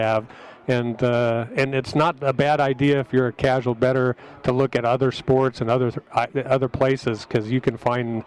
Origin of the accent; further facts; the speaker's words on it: Lincoln, Nebraska, United States; moved away; I'm from Nebraska, Lincoln